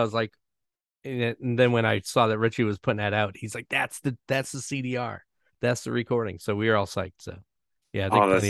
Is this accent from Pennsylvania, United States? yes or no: yes; Scranton, Pennsylvania, United States; I grew up in Scranton.